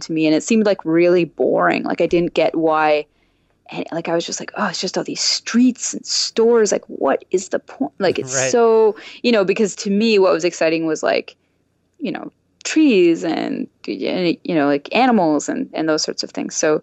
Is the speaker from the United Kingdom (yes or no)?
no; the country north of Orangeville, Dufferin, Ontario, Canada; I grew up in the country north of Orangeville.